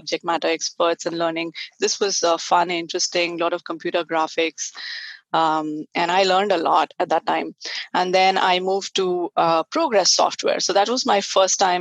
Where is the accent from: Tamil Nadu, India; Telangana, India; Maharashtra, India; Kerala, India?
Telangana, India; Hyderabad; moved away as an adult; now in California, United States; So I grew up in India, and I was in Hyderabad for most of my life, and I studied science, and most of my schooling was in Hyderabad